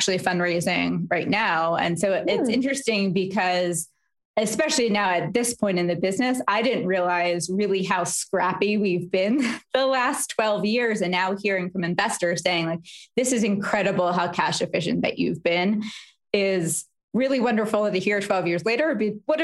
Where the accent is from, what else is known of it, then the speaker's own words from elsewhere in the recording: Philadelphia, Pennsylvania, United States; also born or lived in New York; I'm from Philadelphia